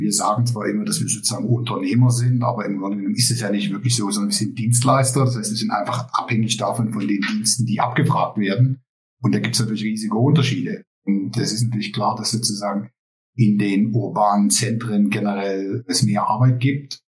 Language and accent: German; East Germany, Germany; moved away as an adult; now in Netherlands; wir kommen sozusagen aus Ostdeutschland, sind in der DDR aufgewachsen